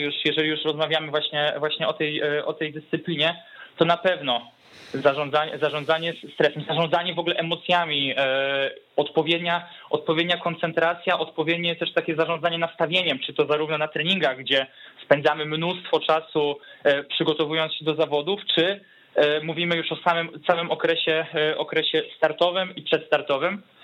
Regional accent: Warsaw, Masovian Voivodeship, Poland; now in Pomerania, Poland; pochodzę z, z Warszawy, tu się wychowałem

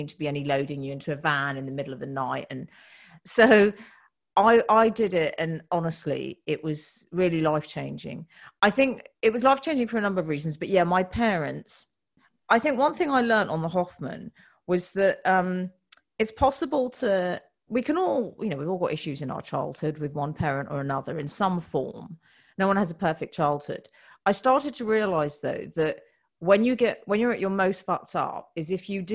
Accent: United Kingdom; we're British women

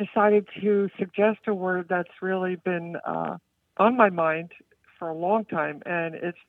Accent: New Jersey, United States; moved away as an adult; now in McKinney, United States; I'm calling from McKinney, Texas. I'm originally from New Jersey, but I moved out here recently to be near my grandchildren.

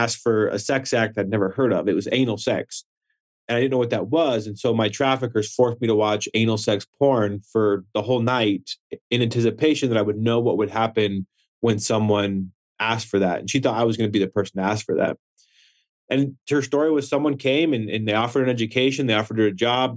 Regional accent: Wyoming, United States; growing up in Wyoming

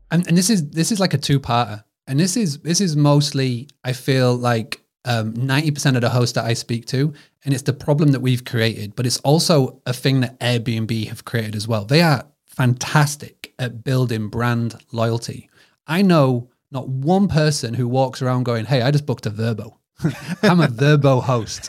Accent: United Kingdom; accent: British; my British accent

